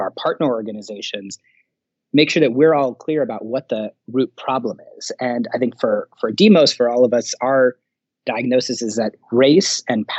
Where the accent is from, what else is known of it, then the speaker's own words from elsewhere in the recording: Thailand; also born or lived in New York, United States; Bangladeshi American by background, really kind of grew up all over. My dad used to work for the UN. I was born in New York, so I'm the anchor baby in our family, but grew up a large part of my childhood in Thailand and in the global South.